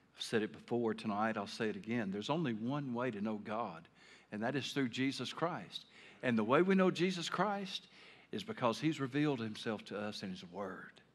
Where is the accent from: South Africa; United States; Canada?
United States; Taylor, Arkansas; moved away as an adult; I grew up in Taylor, Arkansas